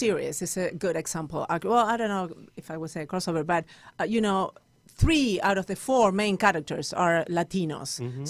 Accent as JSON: {"language": "English", "country": "Argentina", "accent": "Argentinian", "second_language": "English", "moved": "as an adult", "lives_now": "United States", "said": "The Argentinian accent is the last accent that you would pick when you do a commercial working, right? In Spanish television. And so I had to literally learn how to speak more like a generic Spanish."}